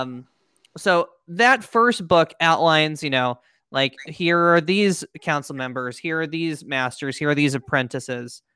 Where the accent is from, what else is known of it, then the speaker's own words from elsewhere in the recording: Pennsylvania, United States; moved away; I was back in my hometown of Pennsylvania